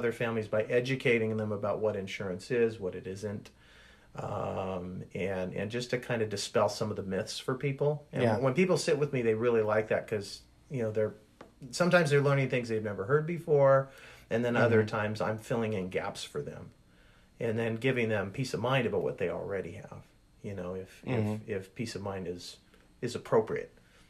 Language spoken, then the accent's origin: English; Canada; moved away; You know, I'm Canadian transplant, so.